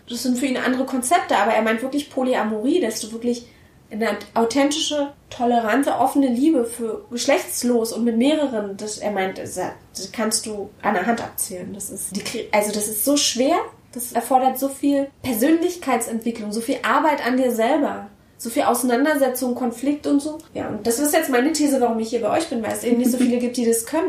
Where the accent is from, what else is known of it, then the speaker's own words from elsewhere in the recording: Berlin, Germany; ich bin aus Berlin